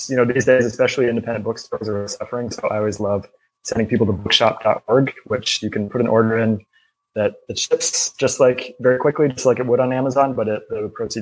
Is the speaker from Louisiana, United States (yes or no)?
no; Tampa, Florida, United States; I grew up in Tampa Bay